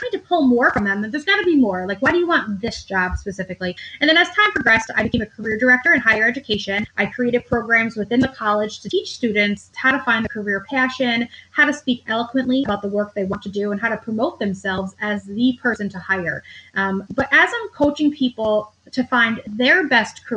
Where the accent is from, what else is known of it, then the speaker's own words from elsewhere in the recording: upstate New York, United States; also born or lived in Manhattan, New York; I relocated from Manhattan to upstate New York, where I'm from